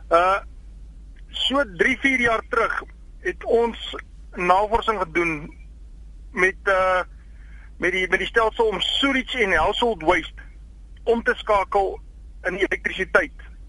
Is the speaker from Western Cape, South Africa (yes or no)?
no; Pretoria, Gauteng, South Africa; Ek is wel van Pretoria